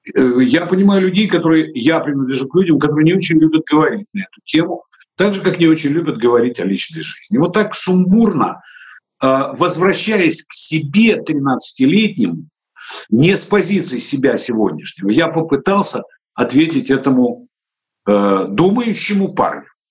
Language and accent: Russian; Odesa, Odesa Oblast, Ukraine; у нас их в Одессе называли рачки